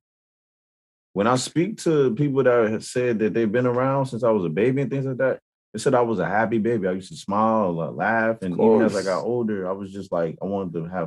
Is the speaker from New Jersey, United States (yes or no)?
yes; Paterson, New Jersey, United States; moved away; We're from Patterson